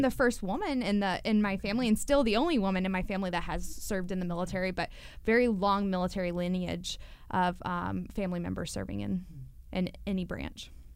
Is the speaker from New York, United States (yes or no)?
no; Louisville, Kentucky, United States; moved away as an adult; growing up in Louisville